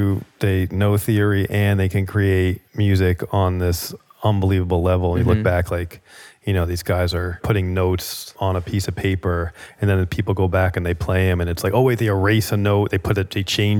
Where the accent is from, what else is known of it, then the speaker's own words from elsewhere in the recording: New Jersey, United States; The drum thing, you know, I grew up in Jersey, and my older brother